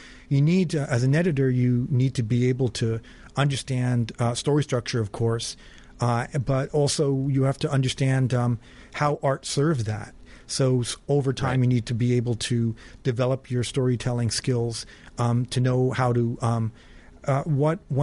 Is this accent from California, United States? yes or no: yes; San Francisco, California, United States; now in New York, United States; I was born in San Francisco.